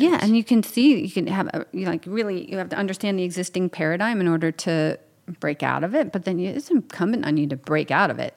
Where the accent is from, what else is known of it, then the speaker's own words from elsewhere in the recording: New York, United States; I'm from New York, around New York.